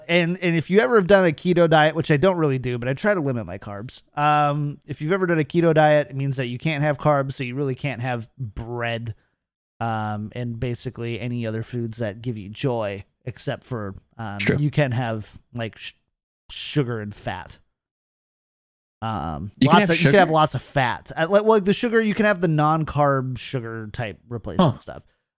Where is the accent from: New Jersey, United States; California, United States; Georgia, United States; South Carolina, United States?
California, United States; No, keto. I'm from California. We don't do bread anymore.